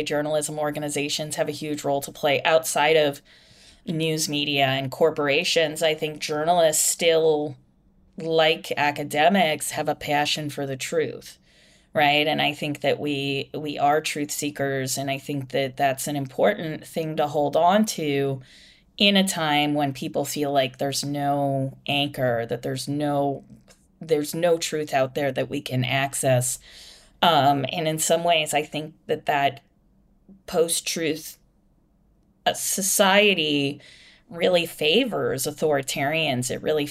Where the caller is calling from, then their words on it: Ireland; I'm calling you from Ireland right now.